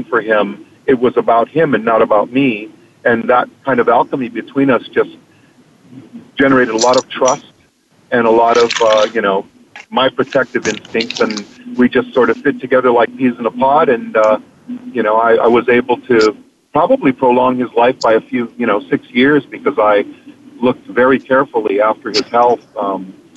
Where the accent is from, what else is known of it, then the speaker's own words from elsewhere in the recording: Hawaii, United States; I'm from Hawaii, and, you know, in Hawaii we have Ohana, which you probably, you know, I learned growing up